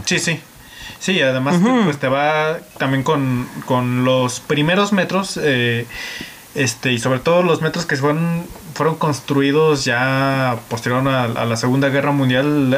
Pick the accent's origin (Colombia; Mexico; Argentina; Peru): Mexico; Aguascalientes; nosotros como mexicanos, este, eh, habitantes de Aguascalientes